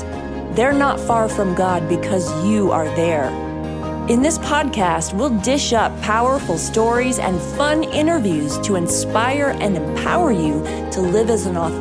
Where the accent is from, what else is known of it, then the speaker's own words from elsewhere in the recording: America's heartland, Midwest, United States; I grew up in America's heartland.